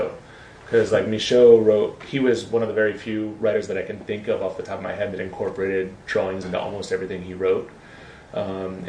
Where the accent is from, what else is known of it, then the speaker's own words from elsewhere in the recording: East Coast, United States; we're both from the East Coast